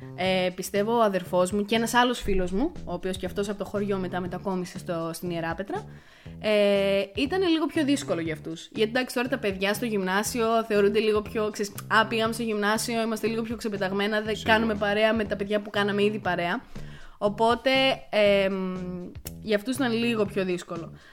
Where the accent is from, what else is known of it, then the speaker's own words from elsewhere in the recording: Crete, Greece; also born or lived in Ierapetra; μεγάλωσα σε ένα χωριό τη Κρήτη